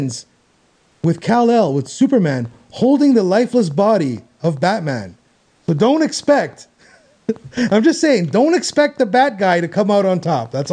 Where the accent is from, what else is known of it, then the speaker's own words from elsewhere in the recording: Canada; as a Canadian